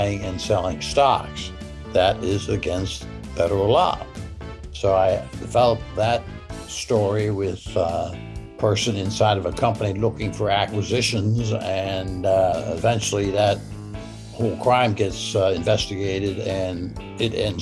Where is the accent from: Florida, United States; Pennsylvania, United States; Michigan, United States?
Pennsylvania, United States; Pittsburgh; I'm from Pittsburgh